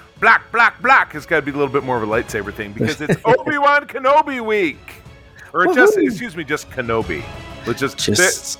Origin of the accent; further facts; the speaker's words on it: Grosse Pointe, Michigan, United States; in the house I grew up in Grosse Pointe, Michigan.